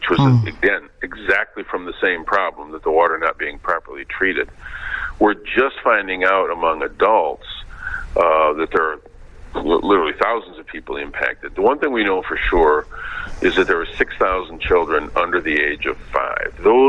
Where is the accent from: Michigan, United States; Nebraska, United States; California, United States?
Michigan, United States; Flint; The fact that communities like my hometown are allowed to be in such deteriorated conditions with very limited public services